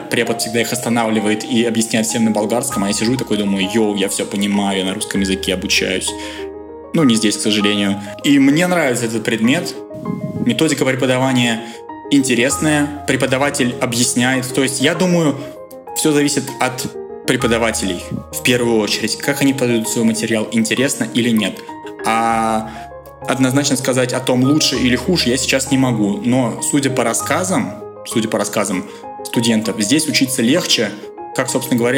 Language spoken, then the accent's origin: Russian; Russia; Причем у меня на лице не написано, что я русский. Меня частенько спрашивали, типа, откуда ты? Я говорю, я из России.